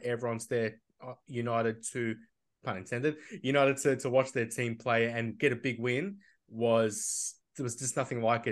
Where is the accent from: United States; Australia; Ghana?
Australia; Melbourne, Victoria; I'm from Melbourne